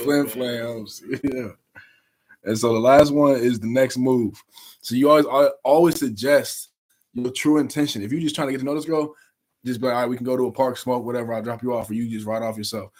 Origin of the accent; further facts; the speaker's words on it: Indianapolis, Indiana, United States; moved away; back in the city, back in my hometown.